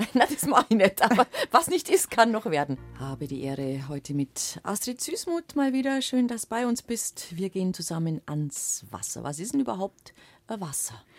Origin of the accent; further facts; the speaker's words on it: Allgäu, Bavaria, Germany; bei uns im Allgäu